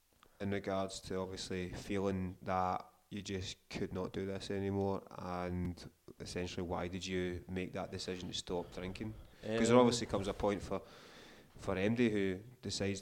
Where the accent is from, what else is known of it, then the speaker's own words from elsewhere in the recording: Scotland, United Kingdom; I'm Scottish